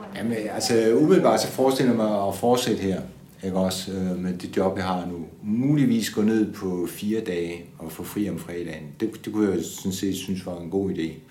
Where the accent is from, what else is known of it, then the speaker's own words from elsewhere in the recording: Odense, Southern Denmark, Denmark; Jeg er født i 1955 i Odense.